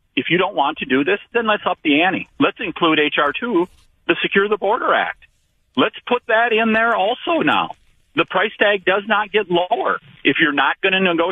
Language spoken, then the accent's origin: English; Wisconsin, United States; here in my home state of Wisconsin